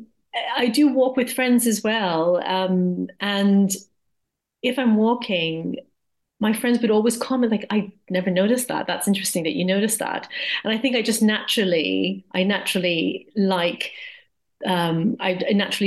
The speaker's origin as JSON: {"language": "English", "region": "Hawaii", "country": "United States", "tie": "born or raised there", "also_born_or_lived": "Japan", "moved": "yes", "lives_now": "Surrey Hills, United Kingdom", "said": "So I am American, originally from Hawaii"}